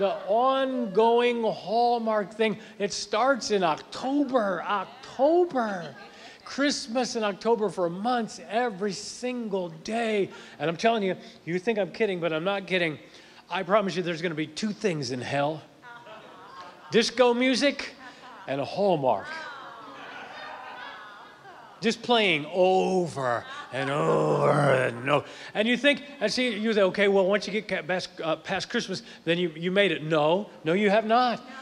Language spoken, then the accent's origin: English; Akron, Ohio, United States; now in Tennessee, United States; I'm originally from up north. I'm from Akron, Ohio, so I grew up where it snowed